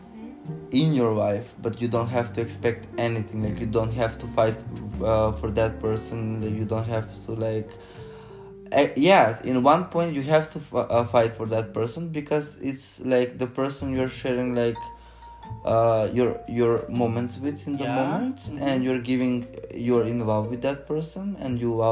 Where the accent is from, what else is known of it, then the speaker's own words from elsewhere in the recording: North Macedonia; And I'm from Macedonia